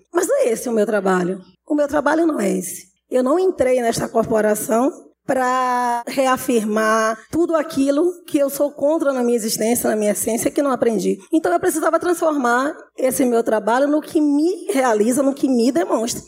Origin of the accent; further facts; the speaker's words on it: Salvador, Bahia, Brazil; Família de meninos negros da periferia de Salvador